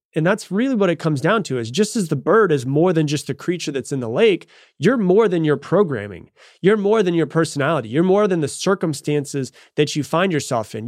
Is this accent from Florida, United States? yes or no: yes; Florida, United States; I grew up in Florida